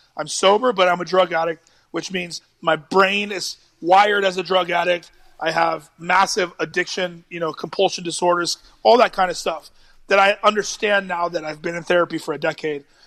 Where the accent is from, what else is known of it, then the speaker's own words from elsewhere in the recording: United States; I'm American